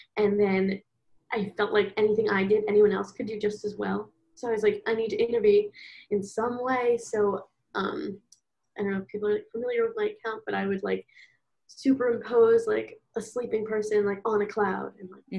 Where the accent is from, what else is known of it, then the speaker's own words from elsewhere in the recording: Philadelphia, Pennsylvania, United States; moved away as an adult; now in St. Louis, United States; I'm from Philadelphia and I am 20 right now. I'm currently in school. WashU, St. Louis.